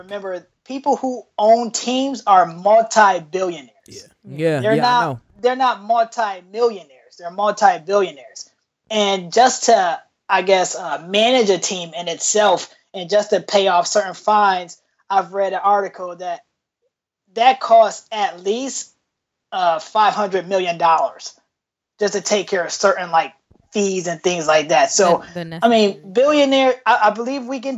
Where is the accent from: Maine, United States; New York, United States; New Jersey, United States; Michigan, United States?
New York, United States; Rochester; moved away as an adult; now in Portland, United States; I am from Rochester, New York. I went to School of the Arts.